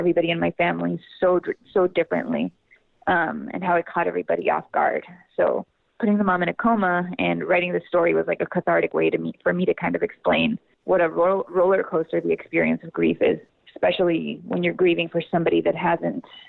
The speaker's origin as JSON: {"language": "English", "region": "La Paz", "country": "Bolivia", "also_born_or_lived": "Austin, Texas", "moved": "as an adult", "lives_now": "United States", "said": "I'm originally from La Paz, Bolivia. So I moved to the United States to study theater in college"}